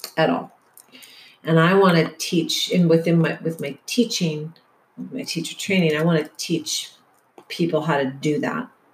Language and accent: English; Detroit, Michigan, United States; moved away as an adult; also born or lived in Portland / San Francisco; now in San Diego, United States; the generation I was raised in in Detroit